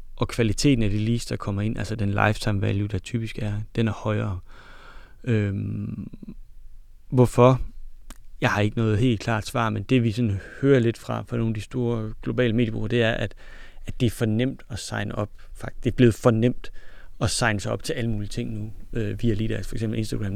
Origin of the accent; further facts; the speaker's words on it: Denmark; vi er fra Jylland